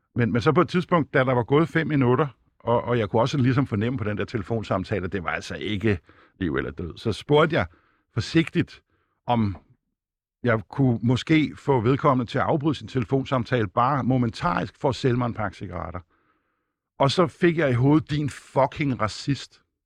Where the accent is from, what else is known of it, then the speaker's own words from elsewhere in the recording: Denmark; jeg blev født her i Danmark, af hvide forældre